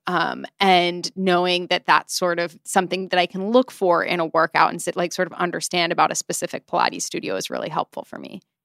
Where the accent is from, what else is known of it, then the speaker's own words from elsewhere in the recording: United States; As an American